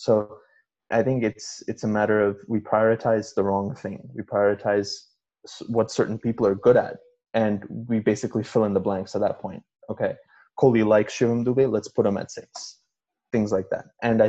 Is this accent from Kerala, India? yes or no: yes; Kerala, India; I am also from Kerala, but I, you know, primarily Tamil.